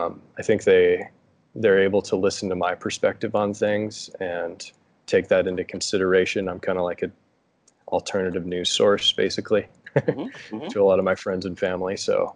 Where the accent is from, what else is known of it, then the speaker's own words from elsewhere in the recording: Grand Lake, Colorado, United States; moved away as an adult; also born or lived in Steamboat Springs, Colorado; I'm from Colorado, and I've lived in many different mountain communities in Colorado, currently residing in Steamboat Springs. And my hometown is about 2 hours east of Steamboat Springs, in a town called Grand Lake